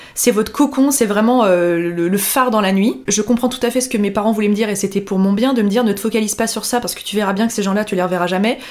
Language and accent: French; Annecy, Auvergne-Rhône-Alpes, France; moved away as an adult; also born or lived in Lyon; moi je venais d'Annecy et on s'est retrouvés à Lyon